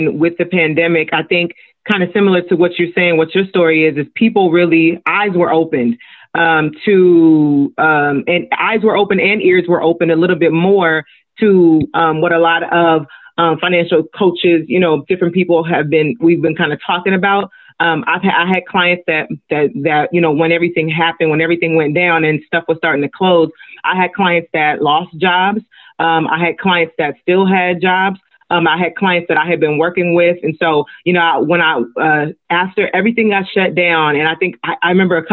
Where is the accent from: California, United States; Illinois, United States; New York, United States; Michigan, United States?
California, United States; Los Angeles; I am Nigerian American. I'm first generation Nigerian. But I grew up in South